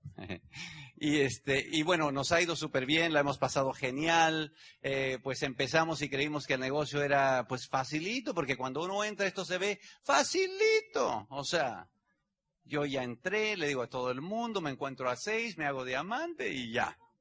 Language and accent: Spanish; Mexico; Mi país, México, es el país que tiene 120 millones de habitantes donde yo nací. Tengo el ombligo enterrado ahí